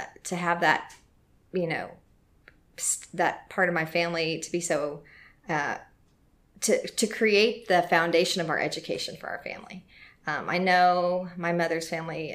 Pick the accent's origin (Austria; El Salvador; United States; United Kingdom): United States; Corpus Christi, Texas; now in Louisville, United States; I am from Corpus Christi, Texas. Mm-hmm. I grew up there